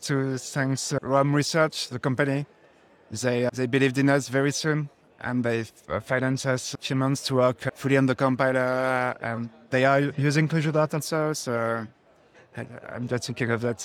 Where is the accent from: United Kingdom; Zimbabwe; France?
France; Paris, Île-de-France; We are from France, Paris